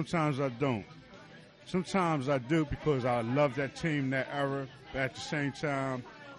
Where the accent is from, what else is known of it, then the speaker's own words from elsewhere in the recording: Upper Darby, Pennsylvania, United States; I'm from Upper Darby, Pennsylvania.